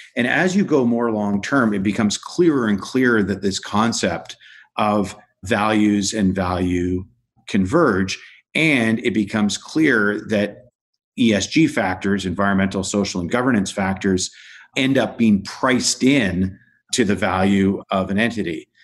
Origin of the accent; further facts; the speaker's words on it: Canada; I found myself as a Canadian working with the Canadian pension plan system